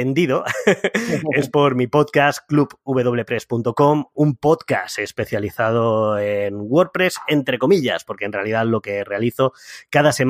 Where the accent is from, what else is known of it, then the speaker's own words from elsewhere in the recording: Úbeda, Andalusia, Spain; now in Madrid, Spain; eh, soy natural de Úbeda, de Jaén, aunque por el acento no se me note, soy andaluz. Sí, señoras y señores, soy andaluz.